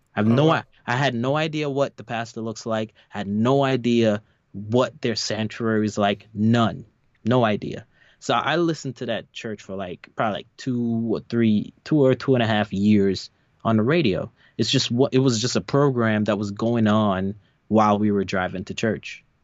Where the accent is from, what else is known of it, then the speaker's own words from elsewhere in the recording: New York, United States; moved away; my church I grew up in in in New York